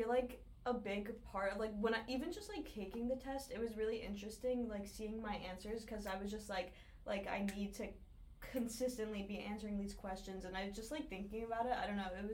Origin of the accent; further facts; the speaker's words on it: Northern New Jersey, United States; I'm from Northern New Jersey